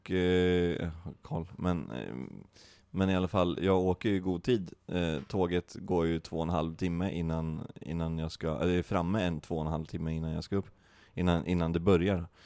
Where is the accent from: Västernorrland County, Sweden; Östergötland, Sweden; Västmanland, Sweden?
Västmanland, Sweden; Västerås; moved away; Jag kommer ju från Västerås. Ja. Och det är ju power, det, är, det är Gurkstaden.